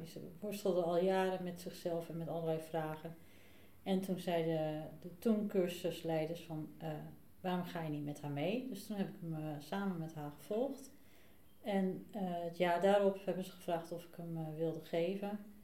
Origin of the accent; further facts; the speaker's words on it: the West, Netherlands; moved away as an adult; now in Buitenpost, Netherlands; Ik eh, woon nu 2,5 jaar in uh, Buitenpost. kom uit het Westen